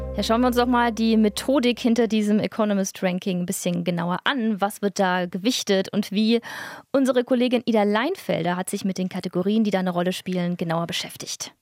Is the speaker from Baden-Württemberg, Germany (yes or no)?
yes; near Stuttgart, Baden-Württemberg, Germany; now in Berlin, Germany; denn ich bin ja in der Nähe aufgewachsen